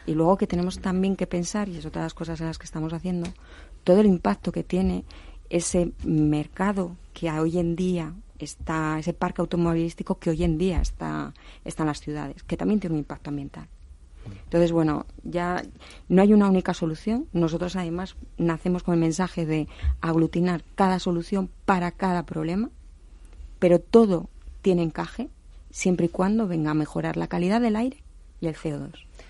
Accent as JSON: {"language": "Spanish", "region": "Asturias", "country": "Spain", "said": "Yo soy de Asturias"}